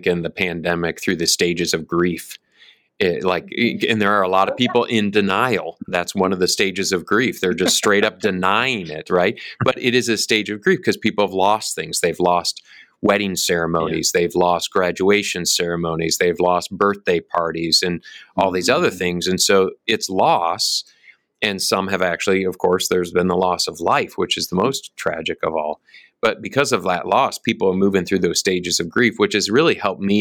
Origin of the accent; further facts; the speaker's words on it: Michigan, United States; now in Oklahoma, United States; I grew up in Michigan